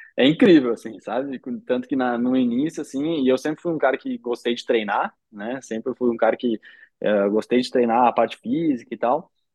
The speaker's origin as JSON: {"language": "Portuguese", "country": "Brazil", "moved": "yes", "lives_now": "Belgium", "said": "como brasileiro"}